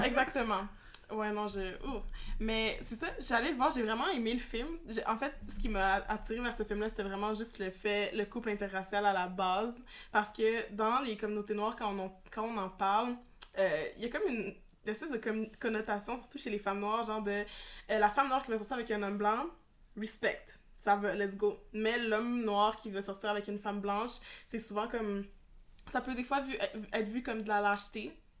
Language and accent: French; Quebec, Canada; même si on a grandi au Québec